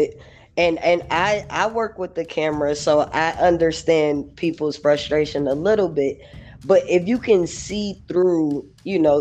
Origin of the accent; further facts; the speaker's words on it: New York, United States; moved away; also born or lived in Los Angeles, California; I was born in New York, but I was raised between New York and LA. When I first came